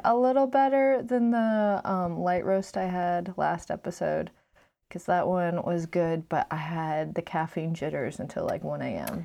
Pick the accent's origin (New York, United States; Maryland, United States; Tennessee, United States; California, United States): Maryland, United States; Glen Burnie; also born or lived in Virginia / Germany; Noelle and I were both born in Virginia, and then we moved to Germany. But then most of our lives, we grew up ten minutes outside of Baltimore